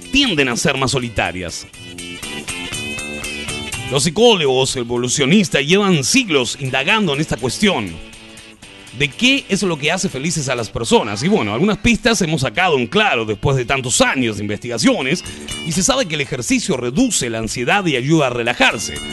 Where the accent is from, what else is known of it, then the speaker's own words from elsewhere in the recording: Mexico; la nueva universidad de donde yo soy, de México